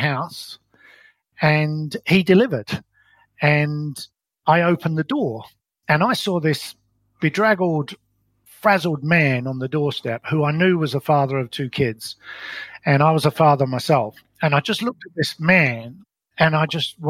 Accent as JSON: {"language": "English", "region": "London", "country": "United Kingdom", "tie": "born or raised there", "also_born_or_lived": "Colorado, United States", "moved": "as an adult", "lives_now": "New Zealand", "said": "I was brought up in London in what I describe as a very ordinary upbringing"}